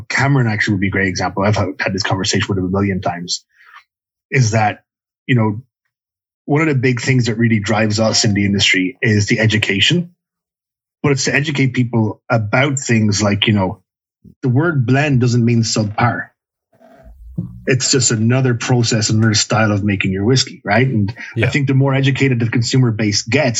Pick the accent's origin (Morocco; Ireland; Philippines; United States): Ireland; now in Canada; I remember growing up in Ireland